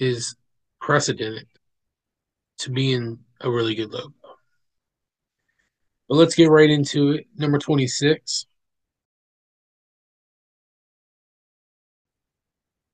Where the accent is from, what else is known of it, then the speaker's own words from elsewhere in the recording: West Virginia, United States; West Virginia University, WVU, my home state's university